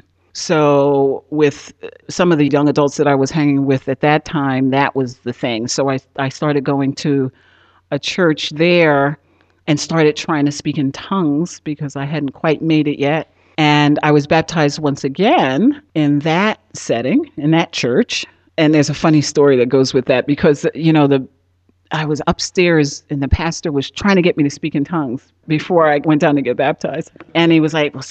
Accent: Newark, New Jersey, United States; I grew up in Newark, New Jersey, inner city, Newark, New Jersey

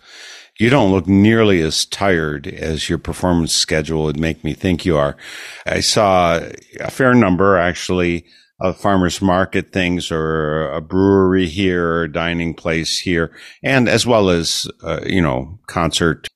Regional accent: Wisconsin, United States; also born or lived in Eau Claire, Wisconsin; I am a Wisconsinite. I've lived in Eau Claire since 88

